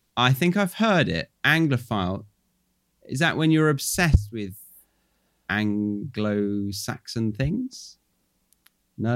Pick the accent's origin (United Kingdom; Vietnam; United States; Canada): United Kingdom; moved away as an adult; now in Australia; I'm British